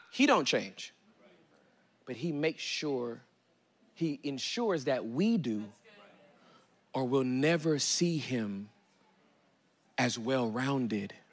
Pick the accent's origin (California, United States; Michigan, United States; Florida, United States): California, United States; now in Dallas, United States; I'm from Cali. I, I, I moved from Cali to Oak Cliff. I moved to Oak Cliff.